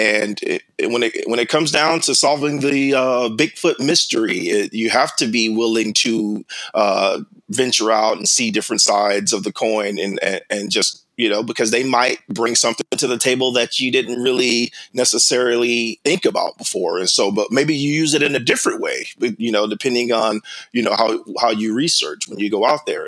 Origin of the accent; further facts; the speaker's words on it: South Carolina, United States; moved away; I grew up in South Carolina